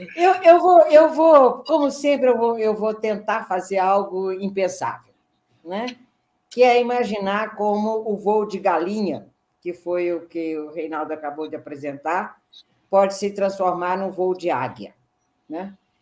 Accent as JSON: {"language": "Portuguese", "region": "Minas Gerais", "country": "Brazil", "said": "eu sou mineira"}